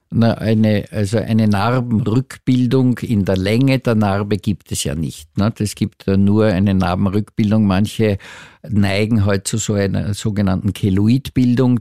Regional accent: Austria; hier bei uns in Österreich

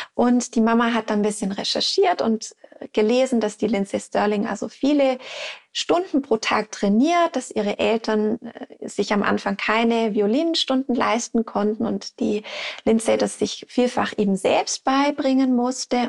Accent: Switzerland; bei uns in der Schweiz

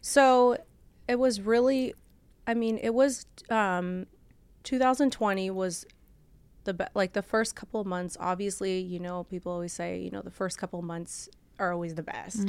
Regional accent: Orange County, California, United States; also born or lived in Bulgaria / Lancaster, California; I grew up in Orange County, but I originally am from Europe. So I came from Bulgaria

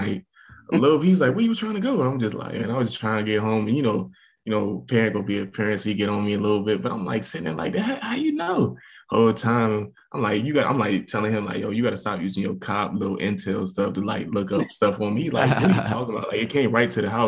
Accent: Jacksonville, Florida, United States; moved away as an adult; also born or lived in Blacksburg, Virginia / Norfolk, Virginia; growing up in Jacksonville, like, it gave me that home vibe.

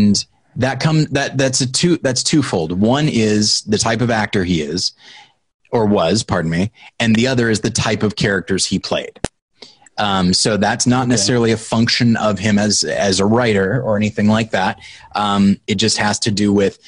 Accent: United States; I'm an American

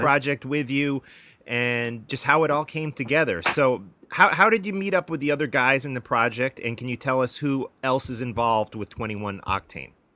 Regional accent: United States; I'm an American.

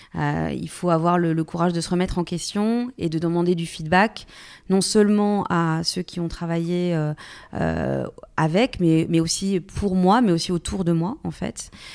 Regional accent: Bourgogne-Franche-Comté, France; moved away; also born or lived in Paris / Lyon / New York; je viens finalement d'un petit village, je viens de Franche-Comté

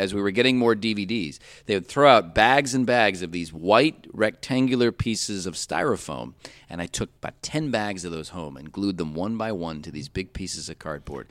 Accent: Cleveland, Ohio, United States; moved away as an adult; growing up in Cleveland, uh, we had about six or seven horror movie hosts at one time

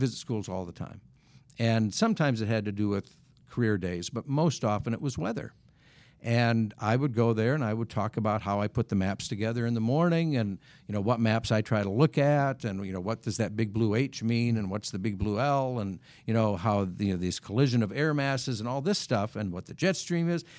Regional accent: Wisconsin, United States; moved away; when I was growing up in Wisconsin

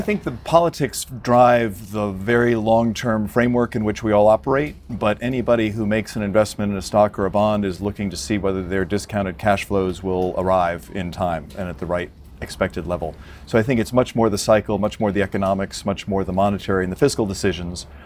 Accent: United States; as an American watching this from afar

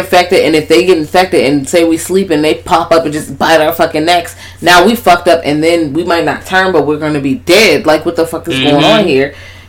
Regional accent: Richmond, Virginia, United States; I'm from Richmond.

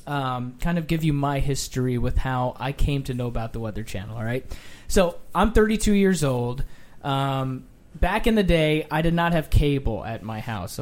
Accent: Rhode Island, United States; I grew up in Rhode Island.

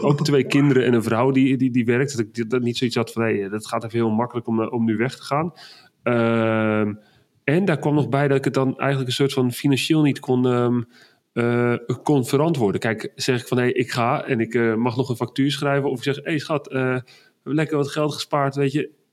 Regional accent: Netherlands; ik ben toch Hollander

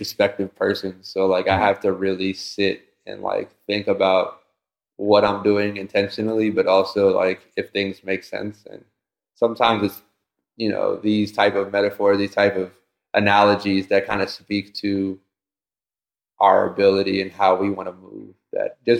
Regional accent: Takoma Park, Maryland, United States; now in California, United States; I come from Tacoma Park, Maryland, and it's an environment, at least at the time when I was born and where I was growing up

